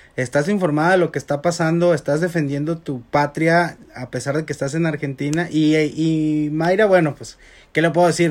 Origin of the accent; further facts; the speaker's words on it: Mexico; Siento yo como mexicano